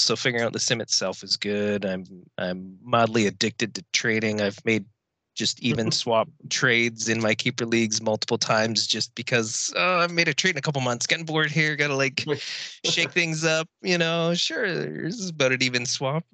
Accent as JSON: {"language": "English", "town": "Victoria", "region": "British Columbia", "country": "Canada", "tie": "born or raised there", "also_born_or_lived": "Kamloops, Canada / Okanagan, Canada", "said": "I was born in the Okanagan, technically um, in Kamloops, but I've been in Victoria since I was five. So I'm really from the island"}